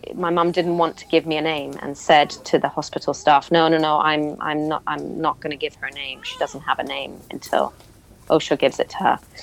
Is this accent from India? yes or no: yes; Pune, Maharashtra, India; I was born in India. I was born in Pune